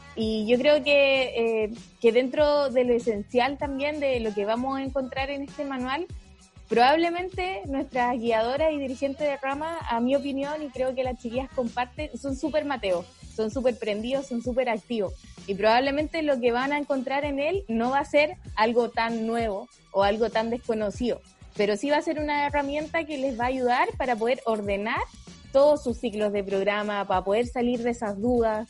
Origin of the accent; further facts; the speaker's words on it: Antofagasta, Chile; Soy de Antofagasta, del norte de Chile